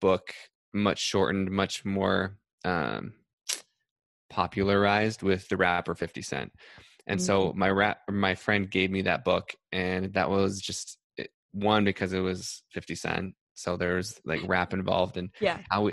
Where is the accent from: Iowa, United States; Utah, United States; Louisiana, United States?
Utah, United States; Salt Lake City; moved away; I'm from Salt Lake City